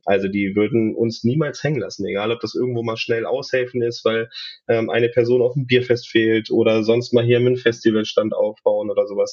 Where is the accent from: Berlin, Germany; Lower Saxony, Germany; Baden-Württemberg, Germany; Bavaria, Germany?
Lower Saxony, Germany; Braunschweig; dass ich gebürtiger Braunschweiger bin